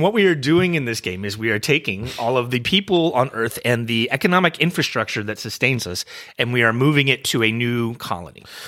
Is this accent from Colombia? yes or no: no; United States; I'm an American